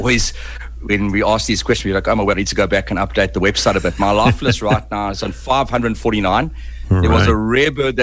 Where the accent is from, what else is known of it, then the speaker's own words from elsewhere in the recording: Mutare, Manicaland, Zimbabwe; moved away; I was born in Zimbabwe, in a little place called Mutari, in the eastern highlands of Zimbabwe